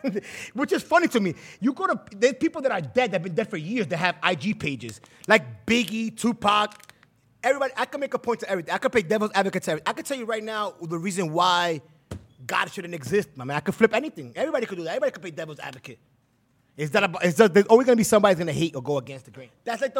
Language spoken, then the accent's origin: English; Manhattan, New York, United States; I'm from Manhattan, right, bro.